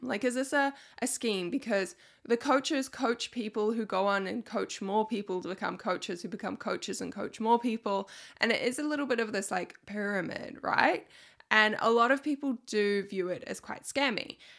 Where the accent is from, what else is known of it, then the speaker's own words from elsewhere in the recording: New Zealand; I'm from New Zealand